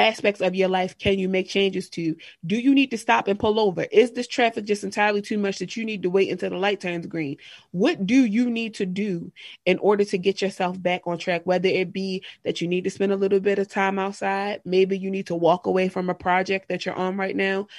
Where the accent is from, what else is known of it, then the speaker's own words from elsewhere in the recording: Harford County, Maryland, United States; I grew up in Harford County, Maryland, which really is like a rural area.